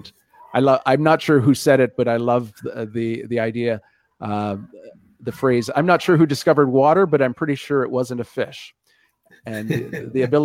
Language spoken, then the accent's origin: English; Canada